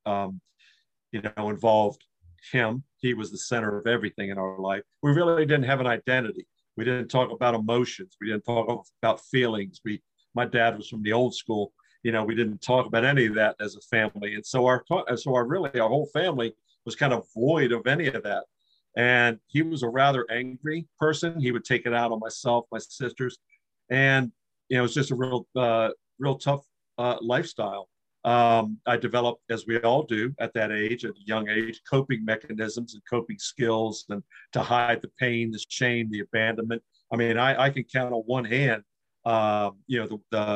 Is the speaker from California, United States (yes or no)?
no; Washington, District of Columbia, United States; also born or lived in Maryland; I was born in Washington, D.C. My dad was an Episcopal minister, and he had his church right across the district line. So we lived right outside of or across the street from the border of Washington, D.C.